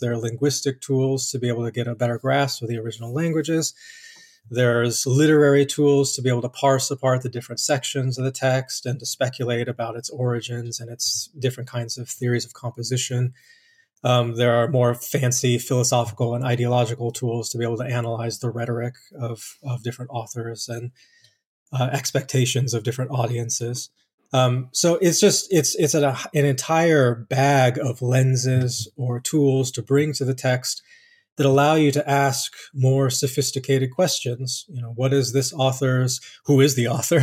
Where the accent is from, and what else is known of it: Colorado Springs, Colorado, United States; born or raised there